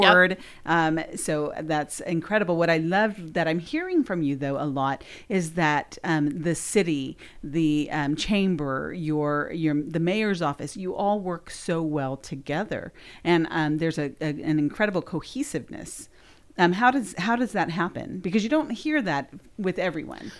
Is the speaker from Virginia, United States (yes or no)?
no; Southern California, United States; moved away; I'm from Southern California originally